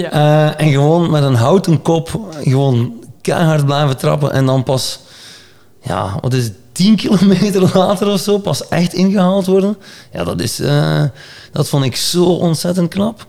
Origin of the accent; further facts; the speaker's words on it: Belgium; ik ben ook een Belg.